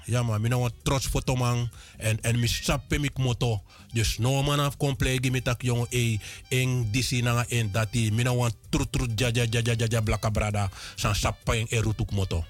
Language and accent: Dutch; Land van Dijk, Para, Suriname; also born or lived in Paramaribo; Ik ben geboren te Land van Dijk. In Van Dijk me geboren, getogen.